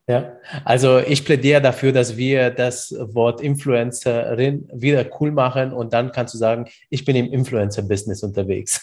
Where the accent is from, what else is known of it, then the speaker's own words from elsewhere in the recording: Bamberg, Bavaria, Germany; ich bin ja aus Bamberg